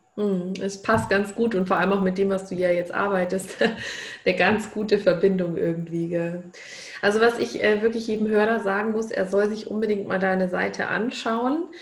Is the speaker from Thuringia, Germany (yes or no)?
no; Bavaria, Germany; bei uns in Bayern